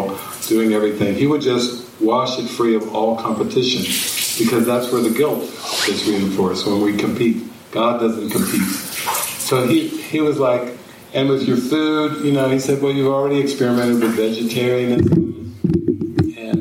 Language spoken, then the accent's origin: English; Midwestern United States, United States; moved away as an adult; growing up in Midwestern United States